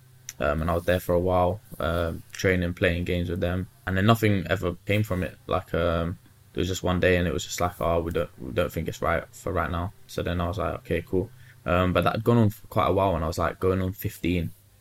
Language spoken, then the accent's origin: English; London, United Kingdom; also born or lived in Luton / Norwich; I was born in West London